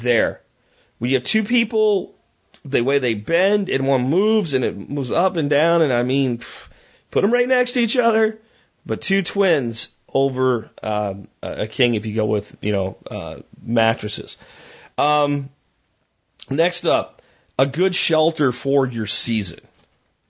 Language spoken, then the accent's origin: English; Pennsylvania, United States; now in Texas, United States; I even grew up in Pennsylvania.